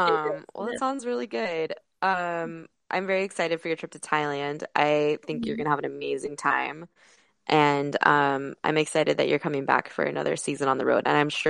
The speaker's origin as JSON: {"language": "English", "region": "California", "country": "United States", "moved": "as an adult", "said": "being back in California just because that is where I'm from."}